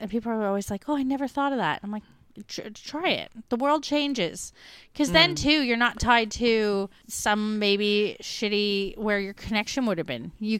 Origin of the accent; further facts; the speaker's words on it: Melbourne, Victoria, Australia; We're from Melbourne.